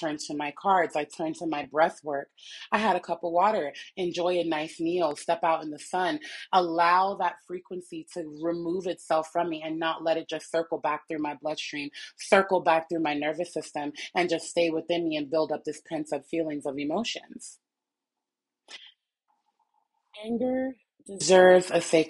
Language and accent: English; Jamaica; I'm Jamaican.